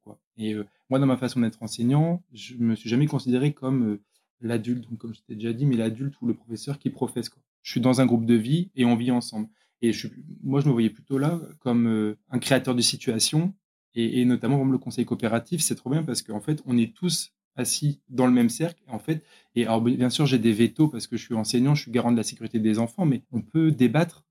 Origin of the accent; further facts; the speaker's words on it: Brest, Brittany, France; also born or lived in Caen / Pontivy; on est de Brest ou autour de Brest